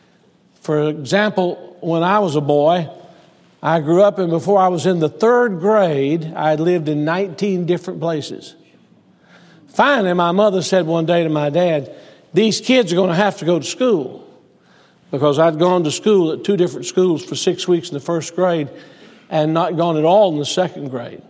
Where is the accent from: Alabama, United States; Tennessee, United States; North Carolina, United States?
Alabama, United States; Selma; moved away; I was born in Selma, Alabama, to Preston Sexton